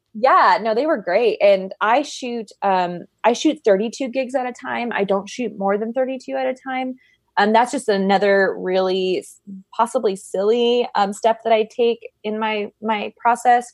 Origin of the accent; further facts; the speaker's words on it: Arizona, United States; I'm from Arizona, so that was, that was home.